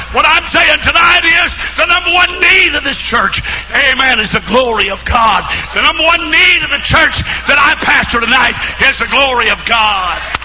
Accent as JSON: {"language": "English", "region": "Missouri", "country": "United States", "tie": "born or raised there", "said": "my hometown of Missouri"}